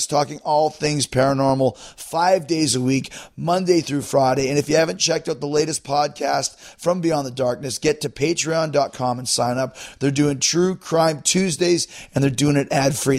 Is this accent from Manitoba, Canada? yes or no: yes; Winnipeg, Manitoba, Canada; my hometown of Winnipeg